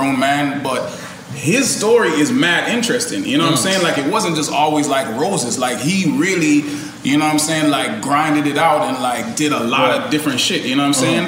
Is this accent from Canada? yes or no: yes; Canada; we grew up on Degrassi in Canada